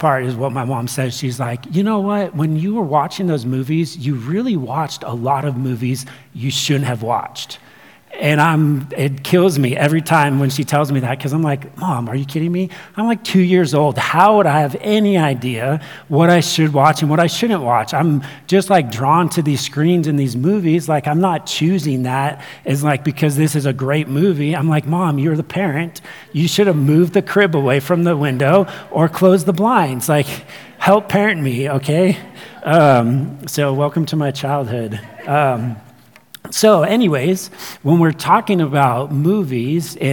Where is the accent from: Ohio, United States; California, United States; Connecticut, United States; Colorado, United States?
California, United States; Ventura; I grew up, or I was born in Ventura, California.